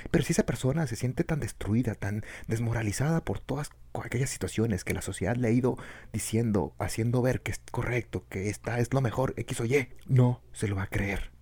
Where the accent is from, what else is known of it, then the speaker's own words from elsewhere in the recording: Chihuahua, Mexico; acá del norte, pues obviamente somos, somos, somos de Chihuahua